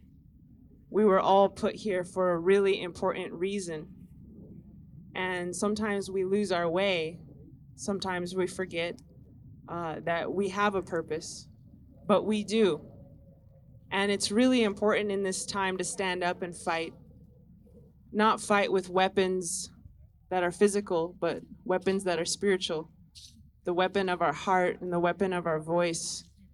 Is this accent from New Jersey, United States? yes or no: no; Taos, New Mexico, United States; I hail from Taos, New Mexico